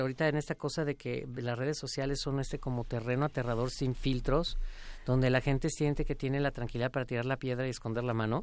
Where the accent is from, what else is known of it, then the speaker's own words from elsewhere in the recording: Mexico; siendo un cantante mexicano haciendo música mexicana